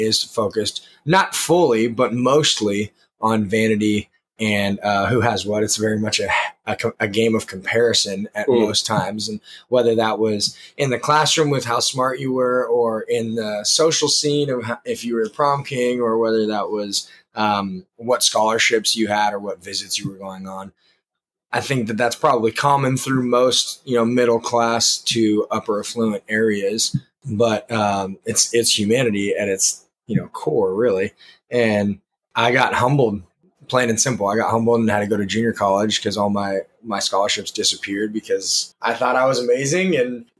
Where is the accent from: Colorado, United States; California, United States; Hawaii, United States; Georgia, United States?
California, United States; Orange County, Southern; moved away as an adult; also born or lived in Virginia; now in Nashville, United States; I grew up in Orange County, Southern California